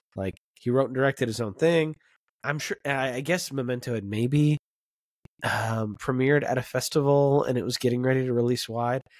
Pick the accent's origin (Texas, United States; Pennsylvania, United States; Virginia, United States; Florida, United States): Florida, United States; I grew up in Florida